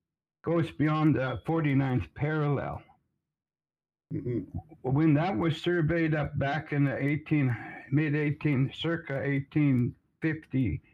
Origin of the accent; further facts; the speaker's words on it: Piikani Nation, Alberta, Canada; I am from the Piikani people, which today we call ourselves Nation.